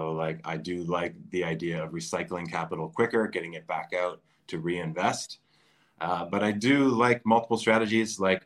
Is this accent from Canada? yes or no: yes; Durham Region, Ontario, Canada; I grew up in the Durham area